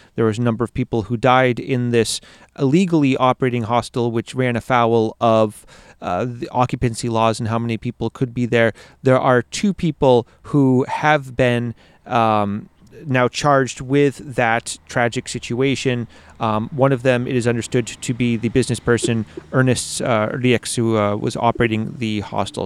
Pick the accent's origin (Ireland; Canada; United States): United States; Maine; moved away as an adult; now in Latvia; growing up in Maine